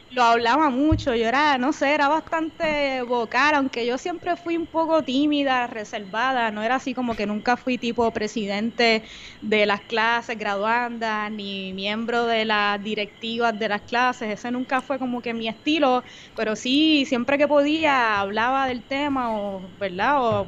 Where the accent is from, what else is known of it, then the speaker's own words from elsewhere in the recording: Bayamón, Puerto Rico; also born or lived in Comerío, Puerto Rico; Soy de Bayamón, Puerto Rico